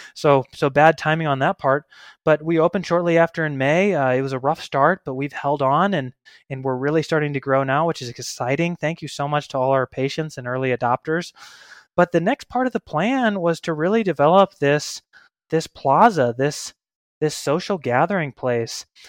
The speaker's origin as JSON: {"language": "English", "region": "Missouri", "country": "United States", "also_born_or_lived": "Denver, Colorado", "moved": "as an adult", "lives_now": "Boise, United States", "said": "I'm from Missouri originally, but I lived in Denver for about ten years before I got to Boise, Idaho, about five years ago"}